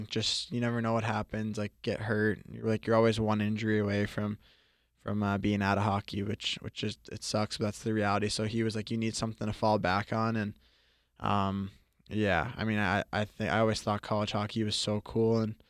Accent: Florida, United States; growing up in Florida, it was fun to be around hockey.

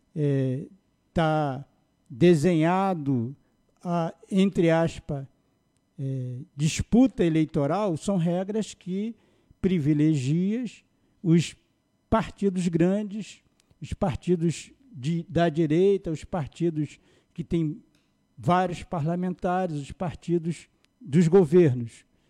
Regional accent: São Gonçalo, Rio de Janeiro, Brazil; eu sou é, nascido no Rio de Janeiro, mas fui criado no Jardim Catarina, cheguei no Jardim Catarina com um ano

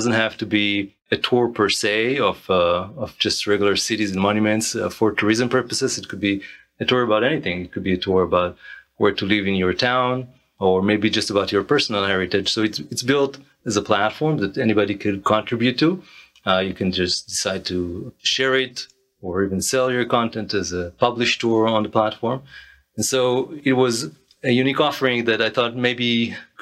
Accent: Israel; moved away as an adult; now in United States; I'm originally from Israel. I arrived to the United States in 2005, initially for my wife's studies, and kind of stuck here ever since

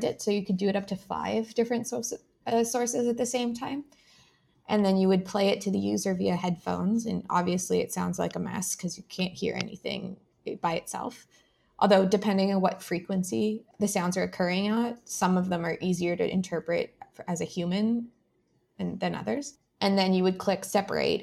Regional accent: Ottawa, Ontario, Canada; I grew up in Ottawa, so I didn't have to make any decisions about living in a specific location because I could just move back in with mom and dad

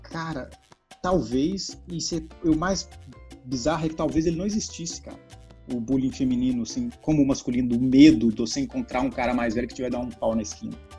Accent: interior of Minas Gerais, Brazil; eu fui criado no interior do estado de Minas Gerais

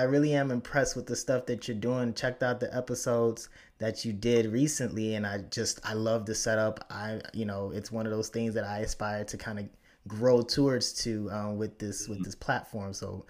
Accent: Chicago, Illinois, United States; also born or lived in Florida; now in upstate New York, United States; because I grew up in Chicago as well before I moved up to upstate New York via Florida.

